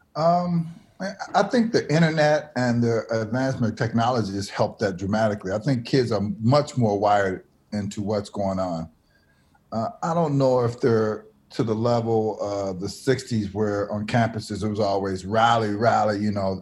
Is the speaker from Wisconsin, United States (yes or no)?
yes; Milwaukee, Wisconsin, United States; a school I went to, Milwaukee Public School